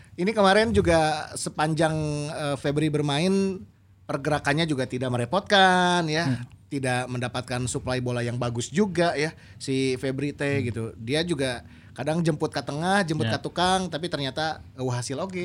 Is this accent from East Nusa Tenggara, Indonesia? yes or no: yes; Kupang, East Nusa Tenggara, Indonesia; saya ini kan dari Kupang.